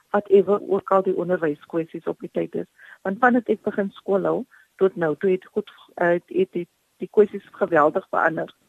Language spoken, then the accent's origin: Afrikaans; Paarl, Western Cape, South Africa; Ek is oorspronklik van die Parel